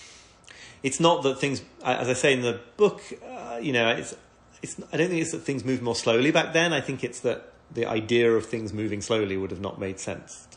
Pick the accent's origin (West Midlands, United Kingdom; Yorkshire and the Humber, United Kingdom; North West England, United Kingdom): Yorkshire and the Humber, United Kingdom; York; I come from York